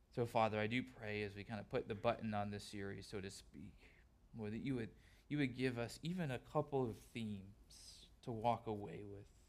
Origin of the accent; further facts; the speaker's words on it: Southern California, United States; moved away; growing up in Southern California